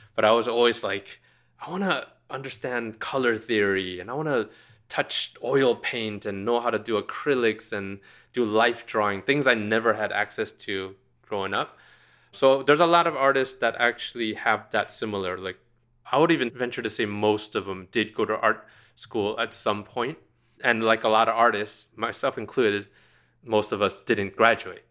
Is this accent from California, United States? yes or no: yes; Orange County, California, United States; I grew up in Orange County in, in California